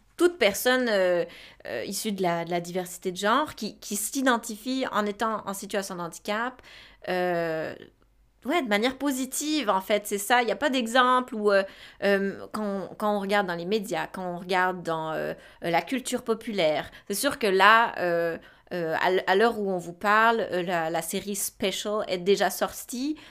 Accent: Romandy, Switzerland; moved away as an adult; now in Quebec, Canada; je suis née en Suisse. Euh, j'ai fait en Suisse un, bac en travail social

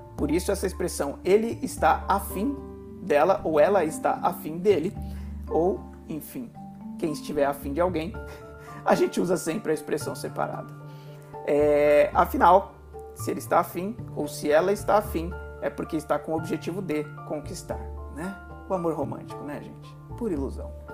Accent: São Paulo, Brazil; em São Paulo, a gente costuma usar o mas da mesma forma na oralidade

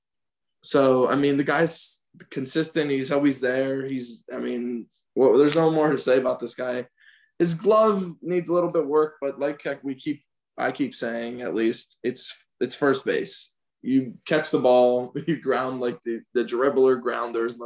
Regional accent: California, United States; now in Atlanta, United States; I grew up in Cali.

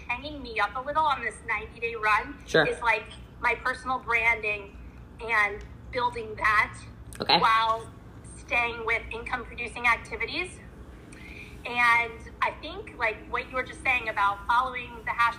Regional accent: Rockville, Maryland, United States; now in Washington, D.C., United States; I'm from Maryland too.

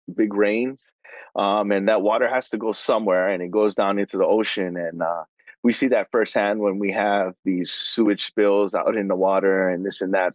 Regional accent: Hawaii, United States; I am Hawaiian

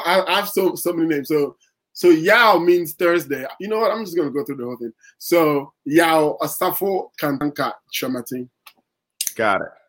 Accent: Ghana; moved away as an adult; also born or lived in Iowa, United States; now in Los Angeles, United States; I didn't go to college in Ghana

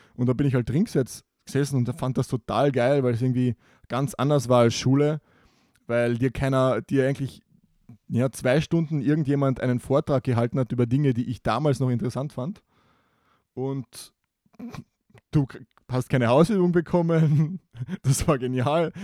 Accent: Carinthia, Austria; bei uns in Kärnten

